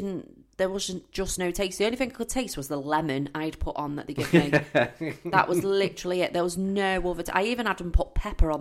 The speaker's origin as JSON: {"language": "English", "country": "United Kingdom", "said": "we're British"}